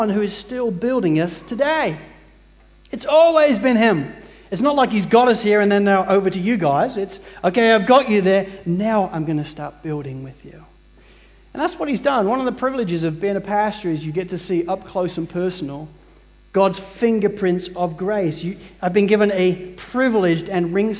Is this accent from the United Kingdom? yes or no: yes; United Kingdom; moved away as an adult; now in Sydney, Australia; as a Brit